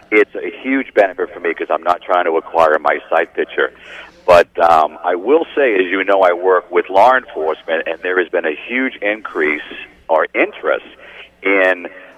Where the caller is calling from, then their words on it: Massachusetts, United States; I am somewhere in a small town out in western Massachusetts.